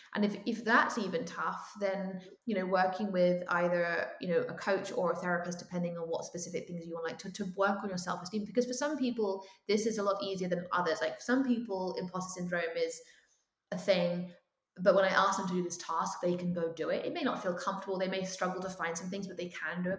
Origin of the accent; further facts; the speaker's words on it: United Kingdom; as a British person